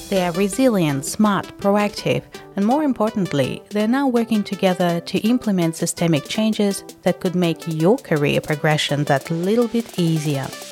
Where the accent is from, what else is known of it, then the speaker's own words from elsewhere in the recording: Russia; me being Russian